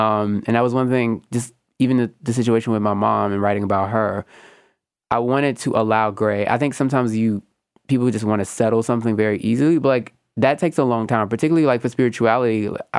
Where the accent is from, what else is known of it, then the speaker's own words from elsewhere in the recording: Louisiana, United States; because I'm all from Louisiana, so like that, they technically were all raised Catholic, but they all fled the church.